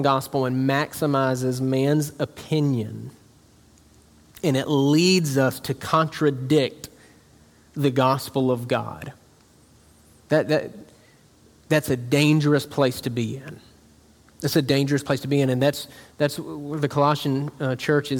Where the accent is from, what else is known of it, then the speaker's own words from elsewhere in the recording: South Georgia, United States; moved away; Where I'm from in South Georgia, like, it's like a capital Bible Belt.